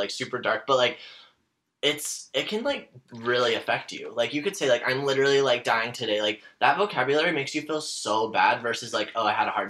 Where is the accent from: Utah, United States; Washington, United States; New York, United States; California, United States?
Utah, United States; now in Los Angeles, United States; Moving out to LA, that happened 4 years ago almost, which is wild to me because that went by so fast. But I moved from Utah originally, and I used to, like, be super religious and LDS